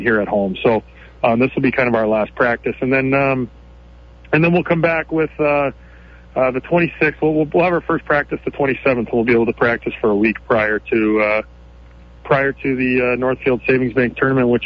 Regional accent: Canada; now in United States; growing up in Canada

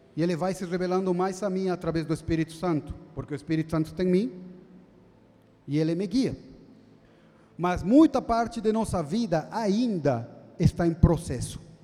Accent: Bolivia; also born or lived in Jundiaí, Brazil; now in São Paulo, Brazil; eu sou da Bolívia

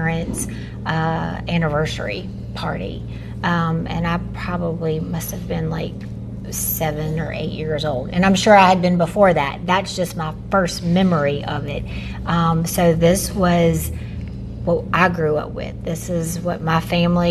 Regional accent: Amite, Louisiana, United States; I am from Amite, so the northern part of the parish, and this has been my lifelong home

